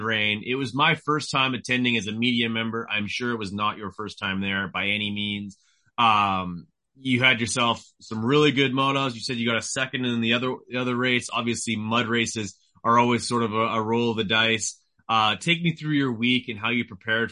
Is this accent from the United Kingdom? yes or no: no; Canada; I'm from Canada